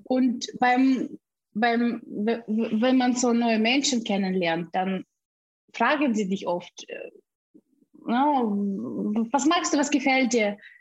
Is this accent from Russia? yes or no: yes; Siberia, Russia; German is a second language; moved away as an adult; also born or lived in Bamberg, Germany; now in Germany; Ich bin in Sibirien gebo geboren und mit 18 Jahren bin ich nach Deutschland ausgereist.